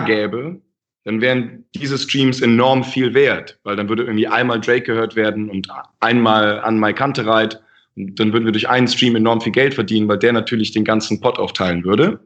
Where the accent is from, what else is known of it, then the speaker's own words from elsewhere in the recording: Germany; ich bin ja Deutscher